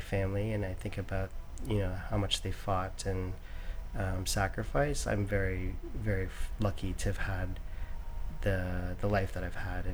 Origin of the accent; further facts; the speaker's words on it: Oakville, Ontario, Canada; now in New York, United States; I grew up in a suburb called Oakville. It's about 20 minutes from Toronto.